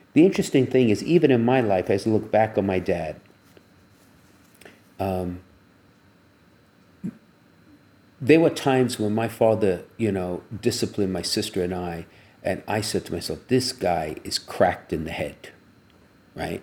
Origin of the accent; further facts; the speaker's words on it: United States; growing up in the United States